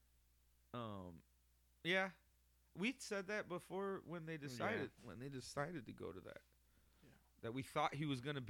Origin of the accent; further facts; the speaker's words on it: Chicago, Illinois, United States; we're from Chicago, Illinois area.